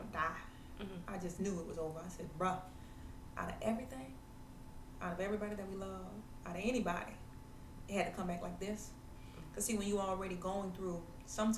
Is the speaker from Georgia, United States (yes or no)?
yes; Savannah, Georgia, United States; Born and raised in Savannah. I love my city